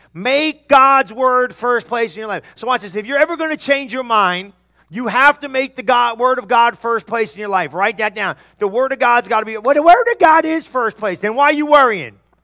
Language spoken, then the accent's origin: English; New Jersey, United States; I'm from New Jersey